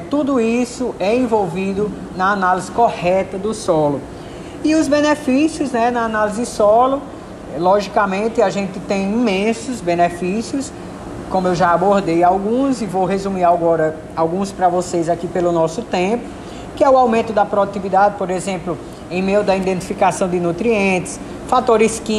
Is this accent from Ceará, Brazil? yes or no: yes; Juazeiro do Norte, Ceará, Brazil; né? Eu sou residente aqui de Juazeiro do Norte, minha cidade natal.